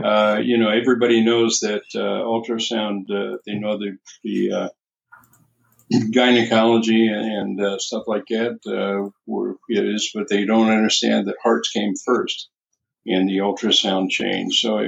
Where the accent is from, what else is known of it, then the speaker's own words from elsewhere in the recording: Arizona, United States; moved away as an adult; also born or lived in San Diego; I moved all over the country, getting better jobs and getting higher pay until I finally settled down back in my home state of Arizona.